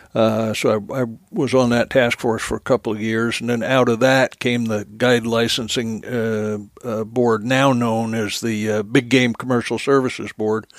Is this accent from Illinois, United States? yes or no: no; New Jersey, United States; moved away; born and raised in New Jersey